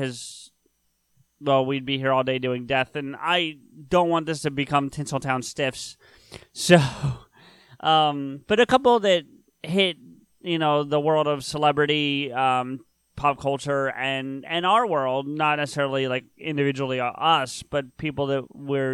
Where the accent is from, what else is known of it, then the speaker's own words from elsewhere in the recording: Collingswood, New Jersey, United States; A town called Collingswood